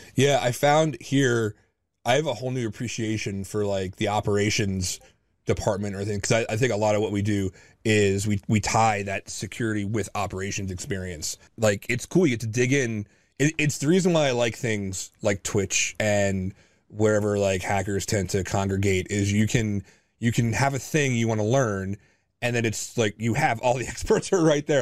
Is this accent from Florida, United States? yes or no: no; New Jersey, United States; I'm native New Jersey.